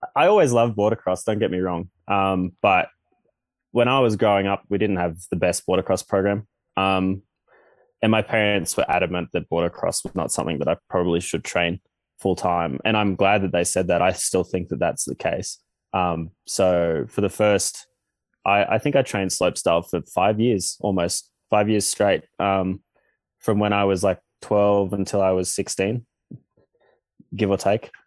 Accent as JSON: {"language": "English", "country": "Australia", "tie": "born or raised there", "said": "growing up in Australia"}